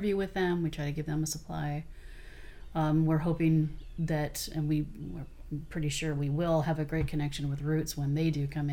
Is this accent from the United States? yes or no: yes; Carpinteria, California, United States; I was born and raised in Carpinteria